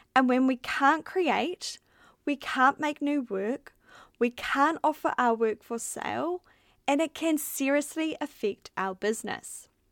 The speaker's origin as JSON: {"language": "English", "country": "New Zealand", "moved": "as an adult", "lives_now": "Melbourne, Australia", "said": "We're from New Zealand, where there was four million"}